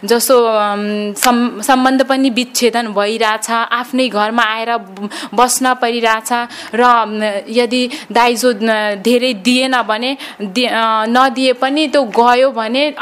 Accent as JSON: {"language": "Nepali", "area": "Kapilvastu", "region": "Lumbini Province", "country": "Nepal", "said": "म कबनपा तिन कपिलवस्तुबाट आएको"}